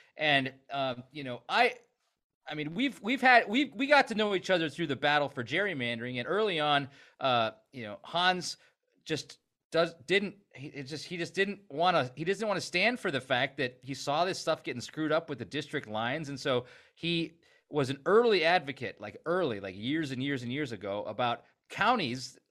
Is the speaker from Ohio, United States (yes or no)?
no; Stevens Point, Wisconsin, United States; I grew up in Stevens Point